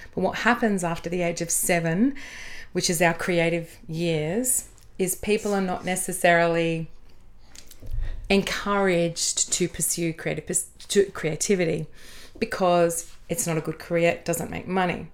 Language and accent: English; Adelaide, South Australia, Australia; moved away as an adult; also born or lived in Sydney; Would you believe Adelaide?